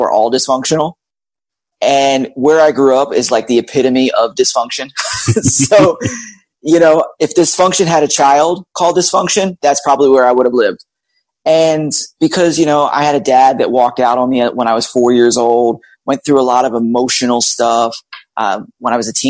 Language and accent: English; Philadelphia, Pennsylvania, United States; moved away as an adult; also born or lived in Georgia / Tennessee / Florida; now in Orlando, United States; I'm actually was born and raised in Philadelphia